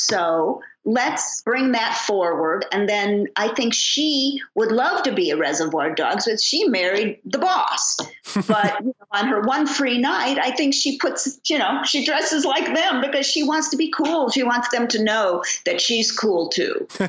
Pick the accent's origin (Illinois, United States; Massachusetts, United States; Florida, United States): Illinois, United States; Chicago; now in California, United States; Although I was born and raised in Chicago.